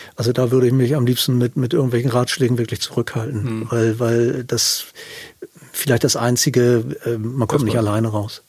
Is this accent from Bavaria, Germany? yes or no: no; south of Hamburg, Germany; also ich bin im Süden von Hamburg groß geworden